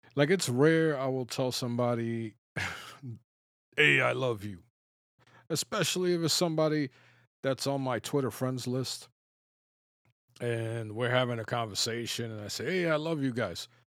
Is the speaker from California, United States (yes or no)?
no; New York City, New York, United States; I grew up in the Bronx